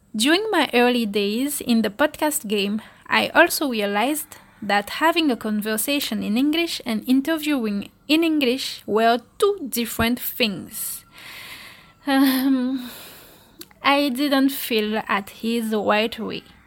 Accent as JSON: {"language": "English", "country": "Guadeloupe", "said": "I am originally from Guadeloupe"}